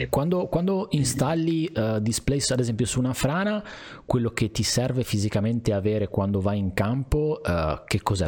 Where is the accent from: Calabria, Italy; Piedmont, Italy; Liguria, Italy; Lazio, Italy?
Liguria, Italy; essendo Liguri